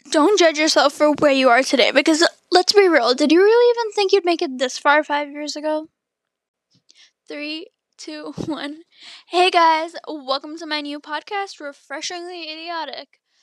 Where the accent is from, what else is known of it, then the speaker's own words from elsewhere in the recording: Toronto, Ontario, Canada; I'm from Canada, still here, born in Toronto, raised around the area.